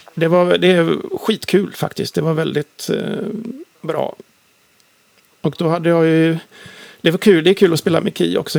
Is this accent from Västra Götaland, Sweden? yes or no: yes; Uddevalla, Västra Götaland, Sweden; moved away as an adult; now in Gothenburg, Sweden; Sundsandvik där jag växte upp utanför Uddevalla